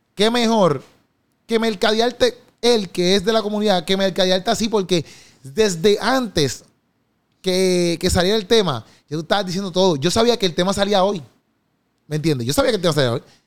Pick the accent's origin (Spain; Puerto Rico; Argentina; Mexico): Puerto Rico; accent: boricua; nosotros tenemos como que nuestro propio dialecto aquí de, de boricua, boricua style